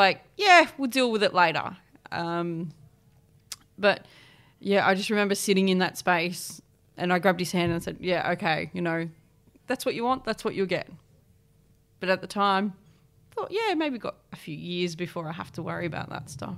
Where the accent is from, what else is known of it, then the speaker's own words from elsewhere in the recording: East Coast, New South Wales, Australia; now in Adelaide, Australia; I grew up on the East Coast between sort of Port Macquarie, Newcastle, Sydney areas, floated around